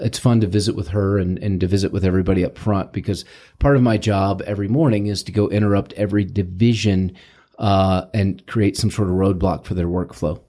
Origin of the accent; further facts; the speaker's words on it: St. Louis, Missouri, United States; moved away as an adult; now in Arizona, United States; I am from Saint Louis